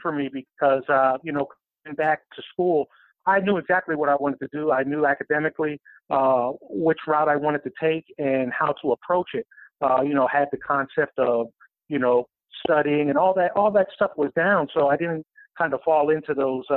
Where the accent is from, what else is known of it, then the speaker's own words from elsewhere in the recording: Pennsylvania, United States; moved away as an adult; also born or lived in South Carolina; I grew up in Pennsylvania